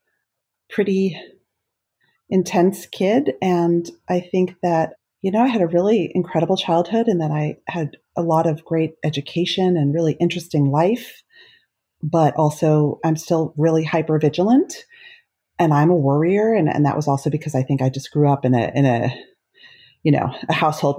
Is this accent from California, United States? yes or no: no; South Orange, New Jersey, United States; I grew up in South Orange, New Jersey